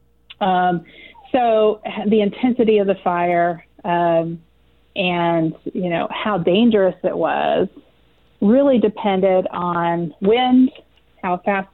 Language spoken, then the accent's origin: English; Butler County, Kansas, United States; moved away as an adult; also born or lived in Fayetteville, Arkansas; I'm from Butler County, which is kind of the tail end of the Kansas Flint Hills